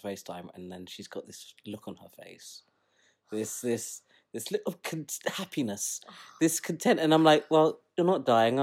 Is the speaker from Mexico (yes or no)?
no; Kenya; we're Kenyan